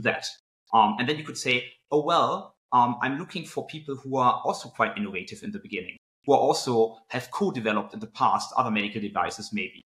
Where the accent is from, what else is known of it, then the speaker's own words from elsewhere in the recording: Cologne, North Rhine-Westphalia, Germany; also born or lived in United Kingdom; I actually grew up uh, in Cologne, Germany, um, and then moved to the UK uh, for three years